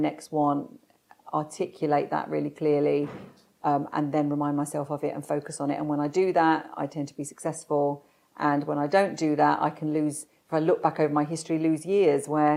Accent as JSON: {"language": "English", "region": "London", "country": "United Kingdom", "tie": "born or raised there", "said": "I was born in South London and to a normal family."}